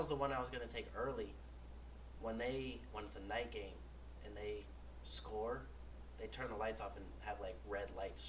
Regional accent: Colorado, United States; moved away; I'm from Colorado. Lived in Colorado

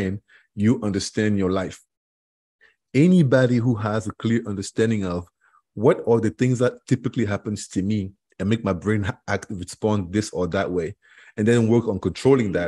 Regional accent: Cameroon; English is a second language; moved away as an adult; now in Florida, United States; I am from Cameroon originally, which is in West Africa, 6,000 miles away from here.

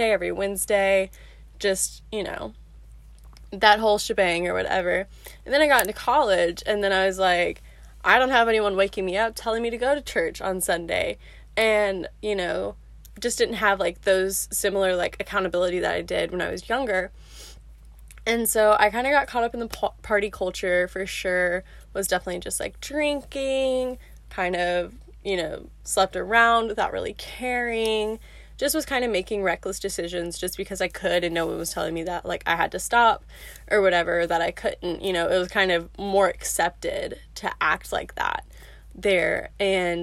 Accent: Memphis, Tennessee, United States; moved away as an adult; now in Birmingham, United States; I'm from Memphis

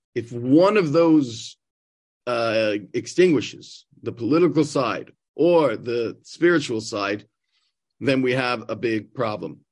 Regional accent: New York, United States; moved away as an adult; now in Israel; growing up in New York and being a Mets fan

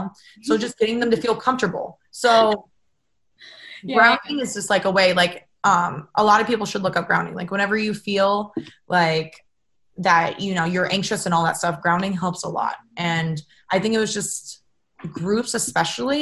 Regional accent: Ohio, United States; now in California, United States; growing up in Ohio

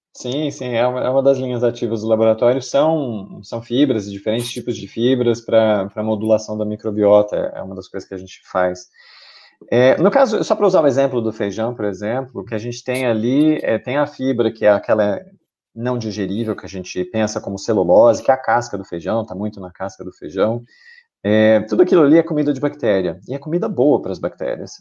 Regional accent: Brazil; como brasileiro aqui no, no, no Brasil

